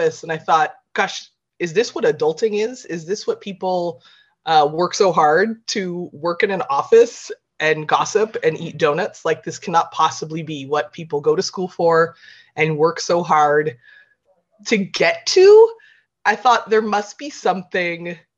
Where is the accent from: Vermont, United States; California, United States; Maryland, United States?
California, United States; moved away as an adult; now in Ireland; I grew up in California